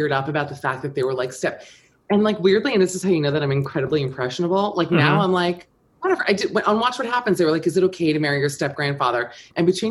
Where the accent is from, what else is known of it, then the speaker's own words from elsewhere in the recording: Miami, Florida, United States; I'm from Miami